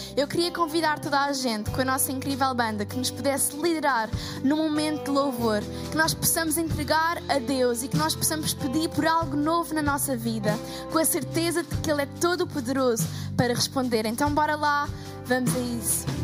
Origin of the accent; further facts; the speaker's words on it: Portugal; sou portuguesa